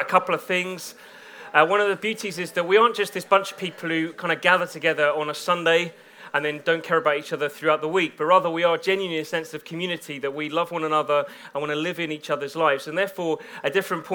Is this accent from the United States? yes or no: no; Bedford, East of England, United Kingdom; now in Birmingham, United Kingdom; I come from Bedford